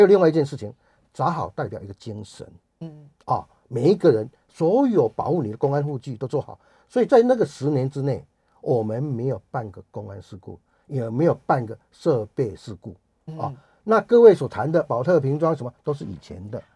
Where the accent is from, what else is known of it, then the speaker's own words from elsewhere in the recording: rural southern Taiwan, Taiwan; 我是台，一个台湾人，一个南部乡下的台湾人